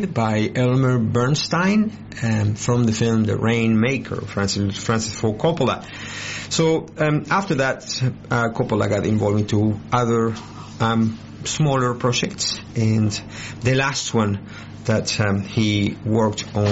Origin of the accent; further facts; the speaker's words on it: Buenos Aires, Argentina; moved away as an adult; I identify a lot as I am from Buenos Aires, and I lived there until I was 27